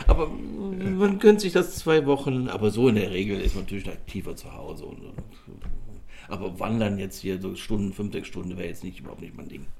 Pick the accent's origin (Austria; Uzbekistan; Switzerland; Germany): Germany; Cologne, North Rhine-Westphalia; bin ja auch Kölscher Jung